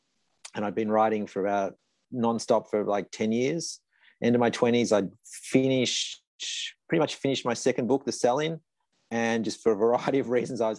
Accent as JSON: {"language": "English", "region": "Victoria", "country": "Australia", "also_born_or_lived": "Sydney", "said": "there's a job in Melbourne where I'd studied, and I was from Victoria."}